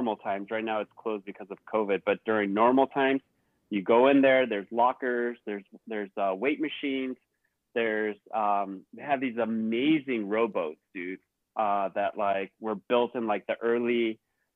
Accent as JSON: {"language": "English", "area": "Bay Area", "region": "California", "country": "United States", "tie": "born or raised there", "said": "growing up in the Bay Area"}